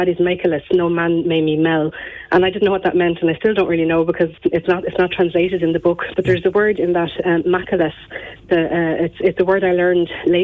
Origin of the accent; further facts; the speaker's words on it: Gorey, Leinster, Ireland; growing up in Gorey